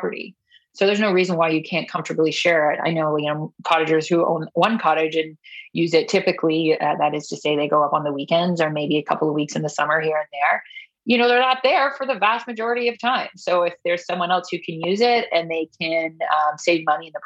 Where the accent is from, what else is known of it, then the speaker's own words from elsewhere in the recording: Canada; we're Canadian